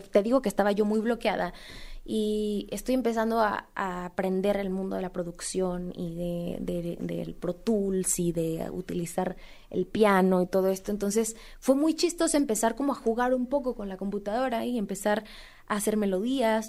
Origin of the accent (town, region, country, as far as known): Mexico